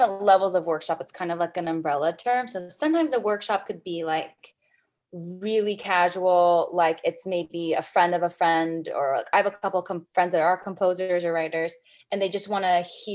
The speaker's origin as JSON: {"language": "English", "town": "San Jose", "region": "California", "country": "United States", "tie": "born or raised there", "said": "I was born and raised in San Jose, California."}